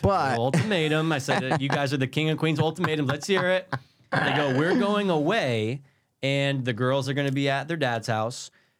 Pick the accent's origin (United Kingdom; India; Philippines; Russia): Russia; English is a second language; I come from Russia.